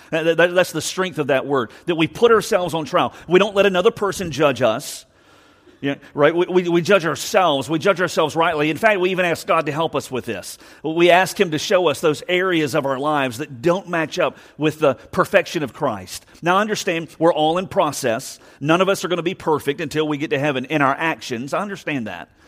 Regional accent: Savannah, Georgia, United States; I'm from Savannah

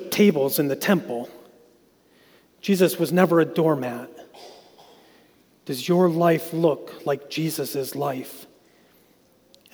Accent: Westfield, New York, United States; I grew up in Westfield, so where I grew up, we were surrounded by grapes

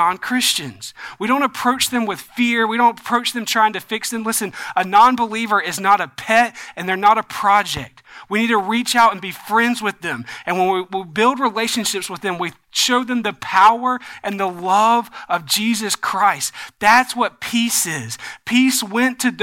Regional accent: the South, United States; growing up in the South

